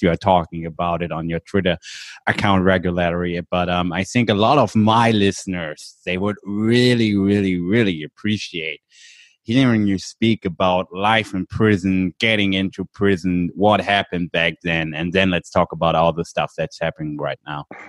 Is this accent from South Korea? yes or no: no; Germany; I'm from Germany.